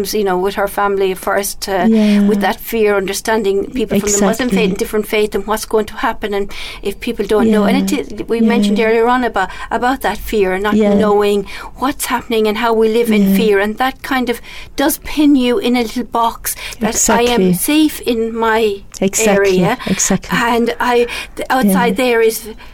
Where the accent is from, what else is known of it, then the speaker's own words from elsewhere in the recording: Ireland; I've in my life being Irish Catholic and then converted